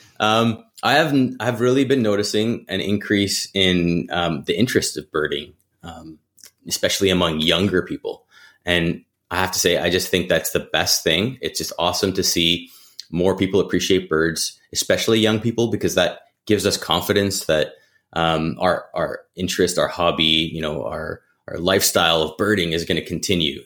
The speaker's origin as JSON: {"language": "English", "region": "Alberta", "country": "Canada", "tie": "born or raised there", "said": "I grew up birding in Alberta"}